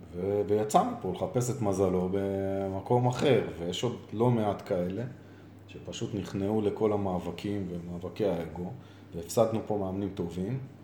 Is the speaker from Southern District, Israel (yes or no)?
yes; Beersheba, Southern District, Israel; moved away; also born or lived in central Israel; באר שבעי במקור, נולדתי בבאר שבע